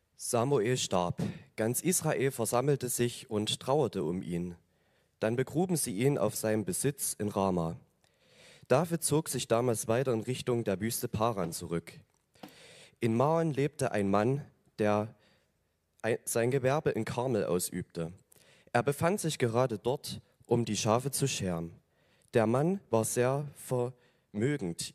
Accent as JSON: {"language": "German", "town": "Oberdorf", "country": "Germany", "said": "ich komme aus Oberdorf, also das ist ein, ein Hügel hier einmal drüber"}